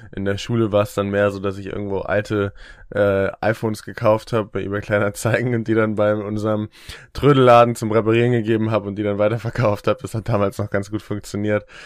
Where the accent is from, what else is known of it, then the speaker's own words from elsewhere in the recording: Eckernförde, Schleswig-Holstein, Germany; now in Hamburg, Germany; ich wohne in Hamburg und ich komme aus Eckernförde, noch weiter im Norden